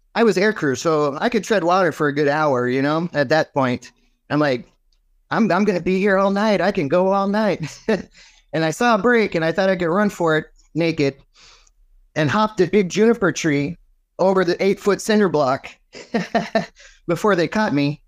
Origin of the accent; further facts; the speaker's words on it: Martinez, California, United States; moved away as an adult; also born or lived in Cleveland, Ohio / Phoenix, Arizona; I grew up in California, originally Northern California. I was born in the hospital of my last name